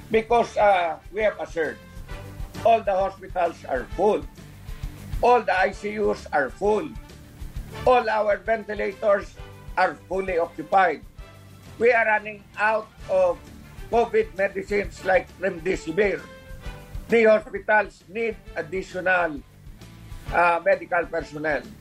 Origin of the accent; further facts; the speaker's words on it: Philippines; also born or lived in Western Visayas (Region 6); Pilipino rin ako.